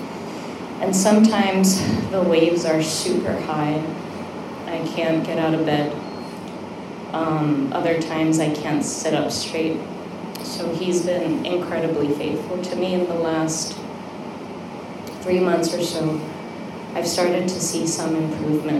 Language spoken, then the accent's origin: English; United States; I have Korean parents. I'm Korean American